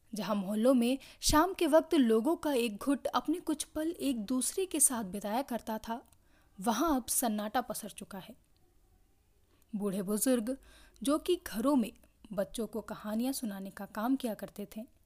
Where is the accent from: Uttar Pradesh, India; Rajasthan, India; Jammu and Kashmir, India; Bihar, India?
Uttar Pradesh, India; Lucknow; मेरा शहर लखनऊ